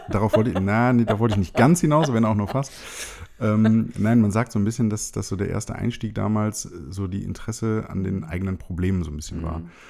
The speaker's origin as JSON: {"language": "German", "town": "Wuppertal", "region": "North Rhine-Westphalia", "country": "Germany", "said": "Ich {S0} komme ja aus Wuppertal, ist ja die Färberstadt."}